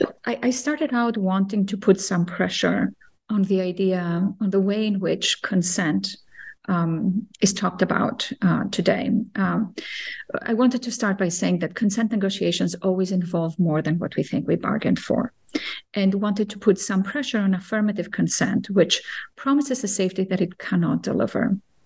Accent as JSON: {"language": "English", "country": "Cyprus", "tie": "born or raised there", "also_born_or_lived": "Athens, Greece"}